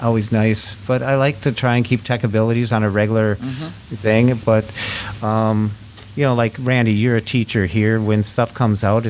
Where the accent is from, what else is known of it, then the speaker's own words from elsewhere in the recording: Minnesota, United States; I'm from Minnesota